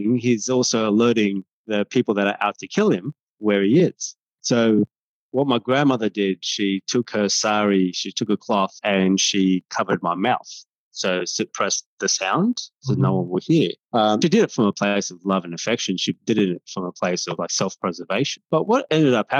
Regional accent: Sri Lanka; now in Australia; I'm a Tamil-born Australian. So I was born in Sri Lanka

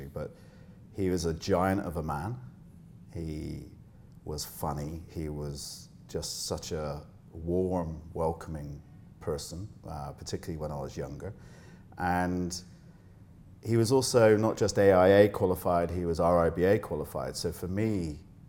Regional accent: Bristol, South West England, United Kingdom; moved away as an adult; now in Dubai, United Arab Emirates; I grew up in Bristol in the UK

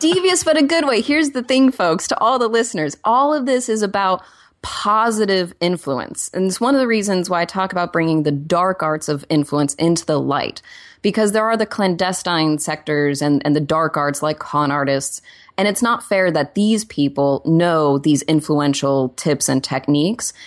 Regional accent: Oklahoma, United States; now in Los Angeles, United States; I'm also from Oklahoma

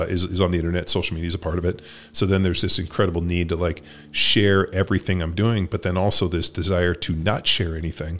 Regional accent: California, United States; I grew up in California, went to Berkeley

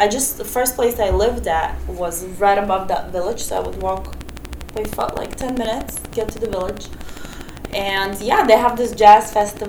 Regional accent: New York, United States; also born or lived in Ukraine / Israel; I was born in Ukraine. I was raised in New York. I moved to Israel. Then I lived here.

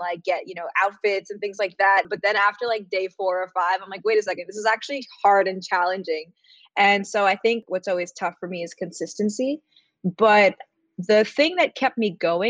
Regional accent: New York City, New York, United States; I grew up in New York City

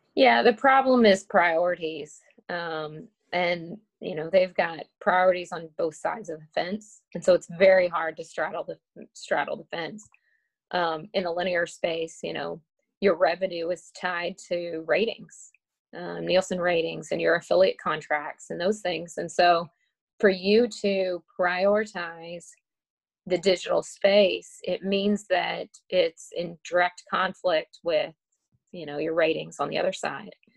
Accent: McKinney, Texas, United States; I grew up just outside of Dallas, Texas, in a place called McKinney

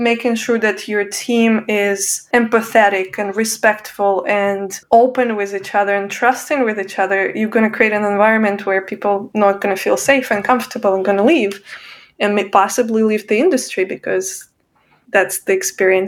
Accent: Russia; moved away as an adult; now in United States; I'm originally from Russia

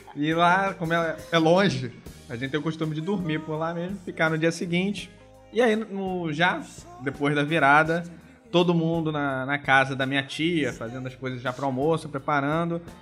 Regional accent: Brazil; eu não sou alemão, sou brasileiro

